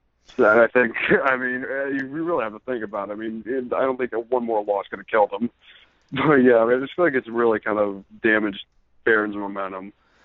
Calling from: New Jersey, United States; Hey, James. … from New Jersey.

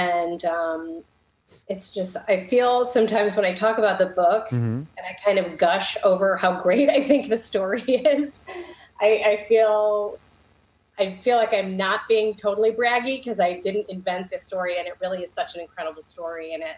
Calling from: Illinois, United States; I'm just north of Chicago in the suburbs.

